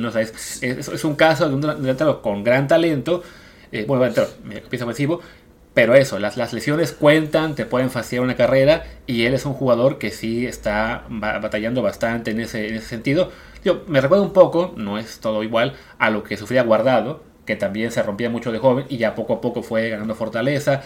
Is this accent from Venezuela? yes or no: no; Mexico; uno como fan mexicano